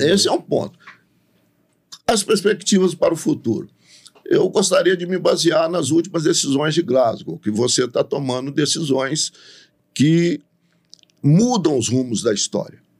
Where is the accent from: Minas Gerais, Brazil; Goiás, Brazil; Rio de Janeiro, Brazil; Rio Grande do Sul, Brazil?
Minas Gerais, Brazil; São Domingos do Prata; eu nasci em São Domingos do Prata.